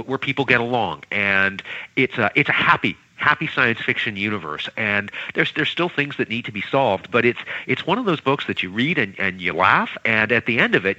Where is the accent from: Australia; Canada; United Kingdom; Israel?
Canada; I'm not American. I'm Canadian